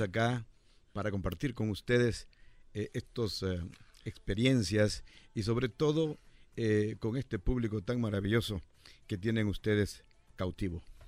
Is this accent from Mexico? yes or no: no; El Salvador; moved away as an adult; Yo llegué de El Salvador en 1981